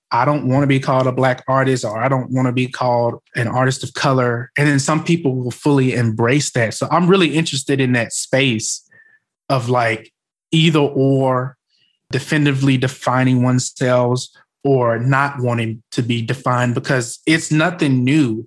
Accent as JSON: {"language": "English", "region": "Arkansas Delta", "country": "United States", "said": "I was from the Arkansas Delta"}